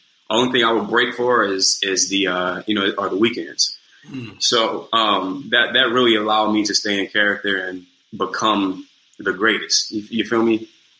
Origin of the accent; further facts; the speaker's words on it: New Orleans, Louisiana, United States; accent: New Orleans accent; moved away as an adult; also born or lived in New York; I'm from New Orleans proper, man. I'm from the East.